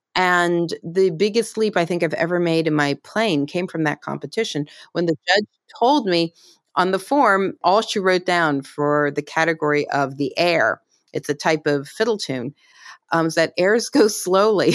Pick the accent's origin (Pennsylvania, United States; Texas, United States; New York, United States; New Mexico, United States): Pennsylvania, United States; Pittsburgh; I grew up in Pittsburgh